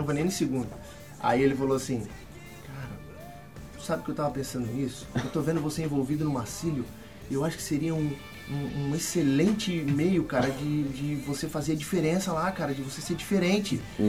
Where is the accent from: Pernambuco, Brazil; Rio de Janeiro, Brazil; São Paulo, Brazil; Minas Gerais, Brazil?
Rio de Janeiro, Brazil; moved away as an adult; eu sou do Rio, uhum. né? Nascido e criado no, no, Rio de Janeiro, onde eu morei por 25 anos lá.